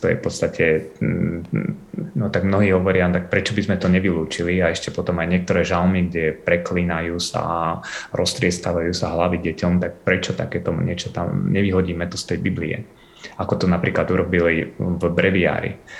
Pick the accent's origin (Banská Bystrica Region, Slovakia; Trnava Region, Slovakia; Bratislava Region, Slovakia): Trnava Region, Slovakia; near Trnava; moved away as an adult; also born or lived in United States; ja keď som vyrastal, tak som vyrastal pri Trnave a akože v tej našej dedinke